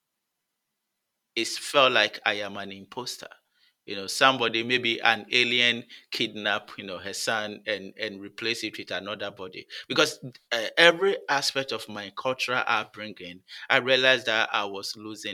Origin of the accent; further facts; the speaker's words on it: Ghana; moved away as an adult; also born or lived in Toronto, Canada; now in Newfoundland, Canada; growing up in Ghana, there were several opportunities of, you know, listening to my elders